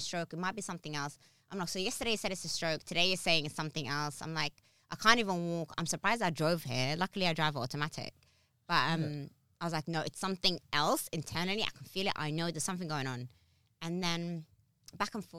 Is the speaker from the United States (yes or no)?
no; Abu Dhabi, United Arab Emirates; also born or lived in Harrow / Somaliland; now in London, United Kingdom; I'm born and raised in a hot country, by the way. I'm born and raised in Abu Dhabi. I'm African